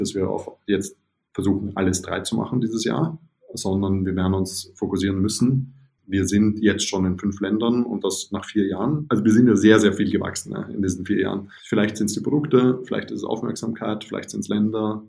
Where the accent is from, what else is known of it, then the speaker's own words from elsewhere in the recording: Vienna, Austria; now in Berlin, Germany; ich bin ja Wiener